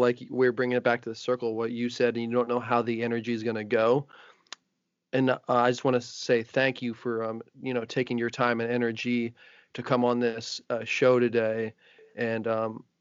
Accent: New Jersey, United States; now in Los Angeles, United States; New Jersey originally.

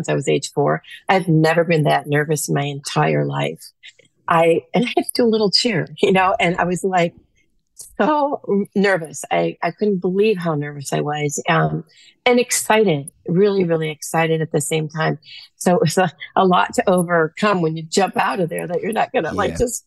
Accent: Dodgeville, Wisconsin, United States; moved away as an adult; also born or lived in Chicago, Illinois; now in Middleton, Wisconsin, United States; I actually grew up in Wisconsin in a really small town called Dodgeville, but I've been in Chicago since I was in my 20s for a very long time, raised my family there

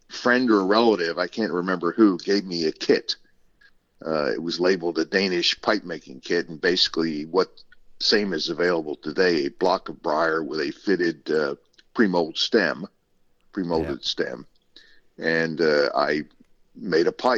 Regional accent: Baltimore County, Maryland, United States; I was raised in the Baltimore area, Baltimore County, north of Baltimore

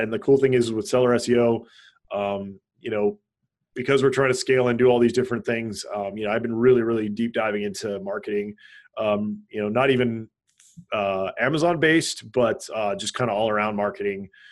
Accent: Hawaii, United States; I grew up in Hawaii, so uh, there's a lot of uh, Asian culture and influence in Hawaii

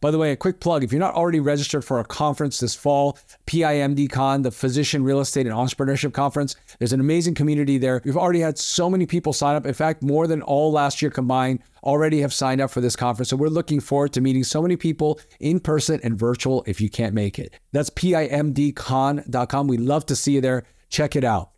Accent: East Coast, United States; now in Southern California, United States; I grew up on the East Coast

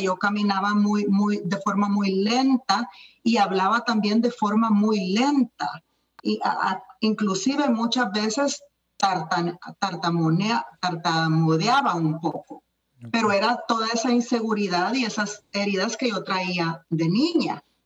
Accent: El Salvador; now in United States; yo soy salvadoreña. Estoy en los Estados Unidos ahora, pero yo nací en El Salvador

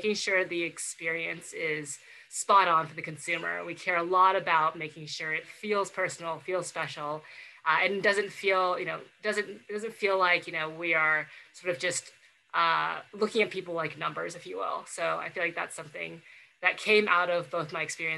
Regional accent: Southern California, United States; I was born and raised here in Southern California.

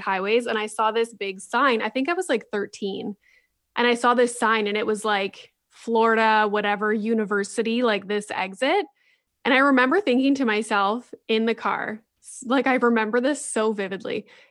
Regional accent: Sudbury, Ontario, Canada; my hometown in Sudbury.

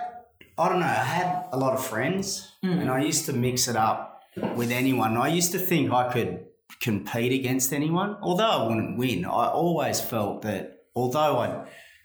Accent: Perth, Western Australia, Australia; growing up in Greenwood, surrounded by other mongrels

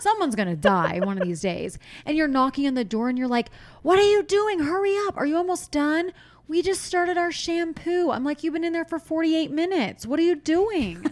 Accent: Pennsylvania, United States; moved away; when I was a kid, I'm from Pennsylvania. Our pool turned green

